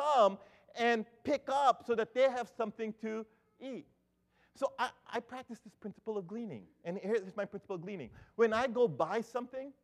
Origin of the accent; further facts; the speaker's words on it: Philippines; as a Filipino